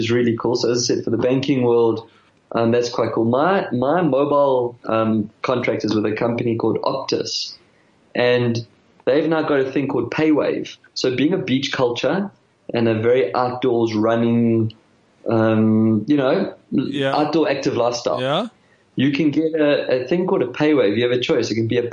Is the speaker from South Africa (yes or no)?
yes; South Africa; now in Australia; I'm a South African